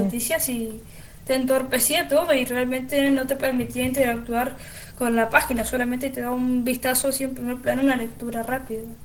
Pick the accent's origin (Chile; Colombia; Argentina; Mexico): Argentina; soy de Argentina